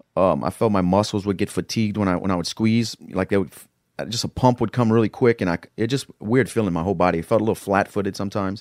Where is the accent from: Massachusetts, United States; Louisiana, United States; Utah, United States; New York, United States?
Louisiana, United States; Lafayette; also born or lived in Florida; I'm from Northside of Lafayette, Louisiana. It's a tough area.